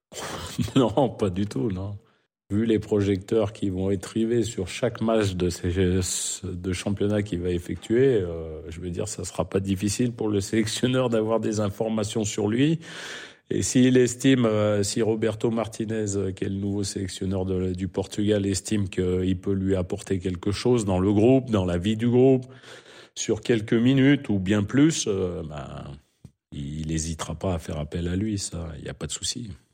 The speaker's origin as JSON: {"language": "French", "country": "France", "accent": "French", "moved": "as an adult", "lives_now": "Saudi Arabia", "said": "avec mon French accent"}